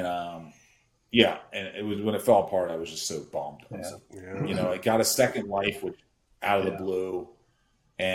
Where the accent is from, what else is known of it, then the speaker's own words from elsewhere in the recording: Philadelphia, Pennsylvania, United States; growing up in Philly